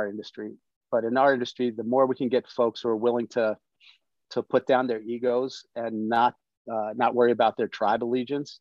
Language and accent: English; Washington, District of Columbia, United States; I grew up on the East Coast. I grew up in DC